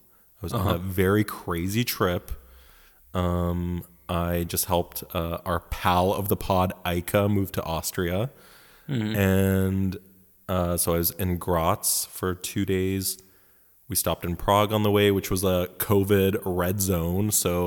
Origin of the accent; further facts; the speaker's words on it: Canada; English is a second language; also born or lived in Poland; I, too, am ESL, believe it or not.